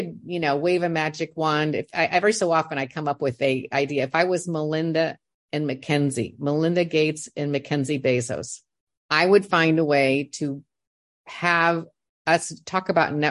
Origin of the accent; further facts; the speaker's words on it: Indiana, United States; moved away; I'm from Indiana